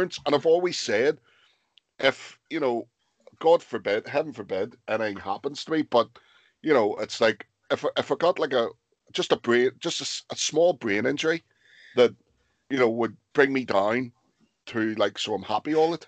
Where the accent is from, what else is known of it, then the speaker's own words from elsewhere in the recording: Lisburn, Northern Ireland, United Kingdom; I'm originally from Lisburn